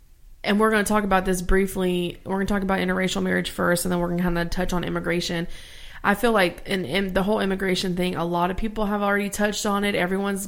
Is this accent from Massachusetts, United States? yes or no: no; Louisiana, United States; And I am from Louisiana, born and raised.